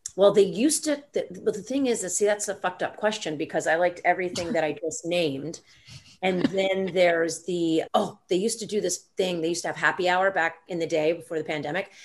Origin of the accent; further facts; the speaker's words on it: Atlanta, Georgia, United States; also born or lived in Los Angeles; now in New York City, United States; born and raised in Atlanta, Georgia. Uh, I live in New York City, have been here for a thousand years